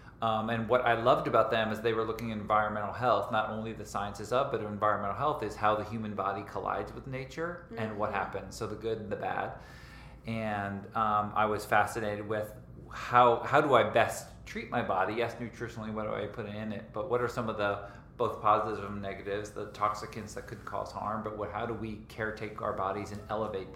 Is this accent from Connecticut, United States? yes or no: yes; Connecticut, United States; born or raised there; moved away as an adult; also born or lived in Scranton, Pennsylvania / East Norwich, New York / Santa Barbara, California; now in California, United States